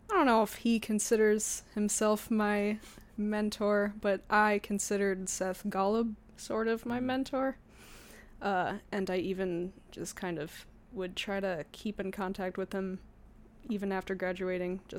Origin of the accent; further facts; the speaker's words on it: New York, United States; moved away as an adult; now in Montreal, Canada; I need to know what it's like as a New Yorker